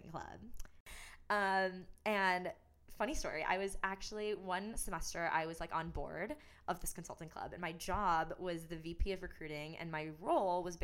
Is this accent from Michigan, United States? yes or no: yes; Troy, Michigan, United States; I was born and raised in Troy, Michigan